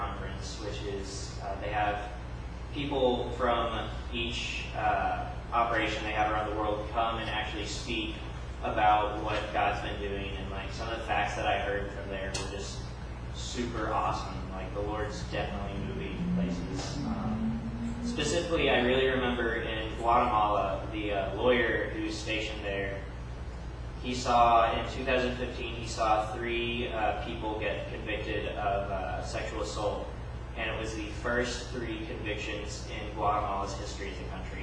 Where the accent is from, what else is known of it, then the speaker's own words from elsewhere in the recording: Seymour, Indiana, United States; now in Bloomington, United States; my hometown, Seymour, Indiana